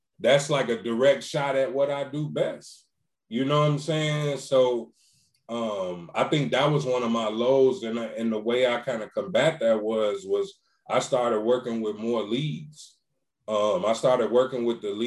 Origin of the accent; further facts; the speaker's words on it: Chicago, Illinois, United States; I'm from Chicago